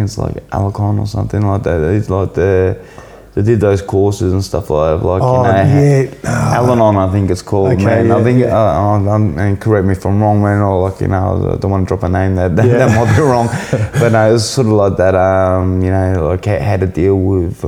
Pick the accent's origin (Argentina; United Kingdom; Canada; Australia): Australia; Melbourne, Victoria; moved away as an adult; also born or lived in Byron Bay; now in Kingscliff, Australia; I grew up in Melbourne.